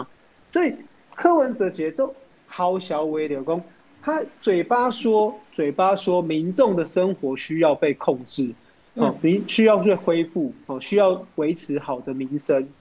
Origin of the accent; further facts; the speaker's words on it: Taoyuan, Taiwan; 然后因为我是桃园人嘛，哈，当然为桃园的经验来讲的讲